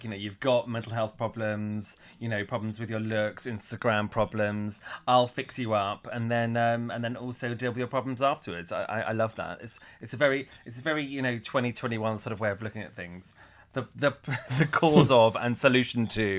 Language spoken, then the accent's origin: English; United Kingdom; because we're British, we're brought into it.